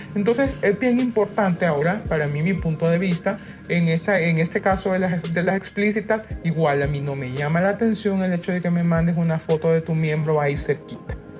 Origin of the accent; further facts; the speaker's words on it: Honduras; somos hondureñas todas, pero todas estamos en diferentes partes del mundo